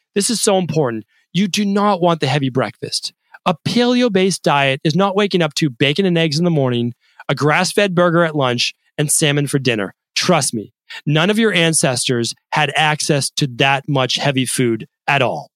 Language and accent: English; Medford, Massachusetts, United States; I didn't have aspirations as a kid growing up in Medford, Massachusetts.